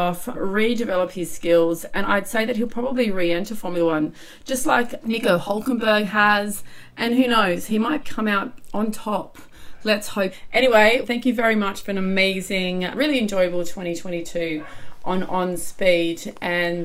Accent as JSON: {"language": "English", "country": "Australia", "said": "being an Australian"}